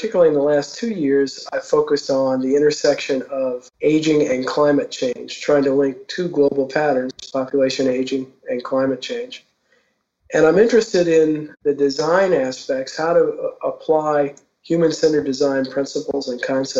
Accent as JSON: {"language": "English", "town": "New Orleans", "region": "Louisiana", "country": "United States", "tie": "born or raised there", "moved": "yes", "said": "my hometown of New Orleans"}